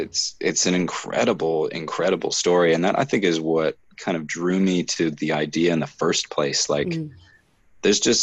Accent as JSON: {"language": "English", "country": "Canada", "said": "even being a Canadian"}